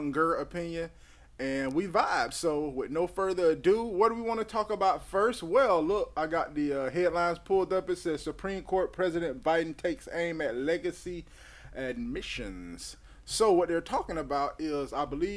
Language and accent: English; Bradenton, Florida, United States; I am a 40-year-old man born and raised in Bladenton, Florida